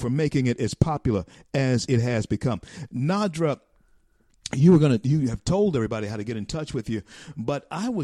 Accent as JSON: {"language": "English", "region": "Louisiana", "country": "United States", "tie": "born or raised there", "moved": "as an adult", "lives_now": "Florida, United States", "said": "Louisiana, my home state. And I'm here in Florida"}